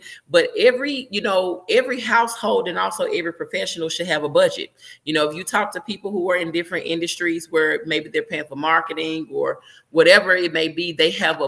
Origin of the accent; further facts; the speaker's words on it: Memphis, Tennessee, United States; now in Miami, United States; I'm from Memphis, but living in Miami now